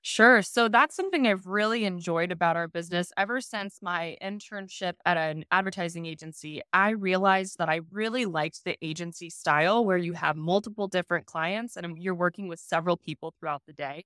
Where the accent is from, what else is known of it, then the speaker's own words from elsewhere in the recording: Kansas, United States; I'm from Kansas, so my family and our family friends, we all grew up farming.